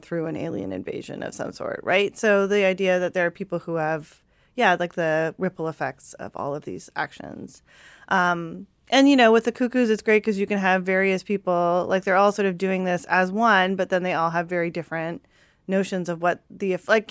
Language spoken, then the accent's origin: English; Canada; I'm Japanese Canadian